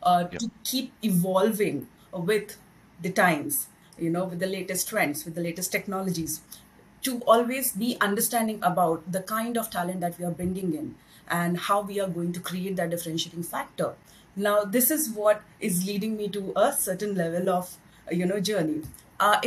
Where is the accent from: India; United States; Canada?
India; moved away as an adult; now in Singapore; I'm basically from India, and then it's been 10 years now I'm in Singapore